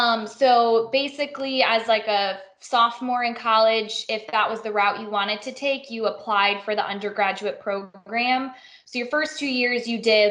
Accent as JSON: {"language": "English", "region": "Illinois", "country": "United States", "tie": "born or raised there", "also_born_or_lived": "Missouri", "moved": "as an adult", "said": "I grew up in Illinois"}